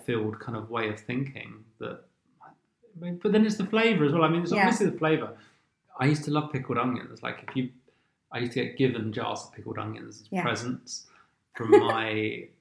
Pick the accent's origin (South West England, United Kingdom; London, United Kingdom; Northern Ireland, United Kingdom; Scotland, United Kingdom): London, United Kingdom; I grew up on the very edge of southwest London, nowhere near the coast